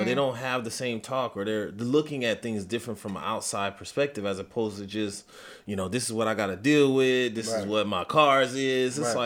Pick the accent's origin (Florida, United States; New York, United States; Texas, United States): New York, United States; New York City; also born or lived in Compton, California; I was born in Compton, but raised in Brooklyn, and spent a lot of time in Compton.